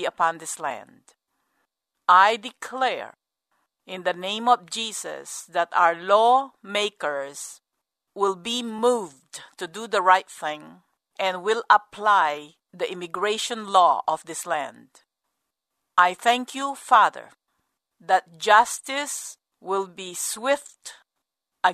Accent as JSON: {"language": "English", "country": "United States", "said": "as an American"}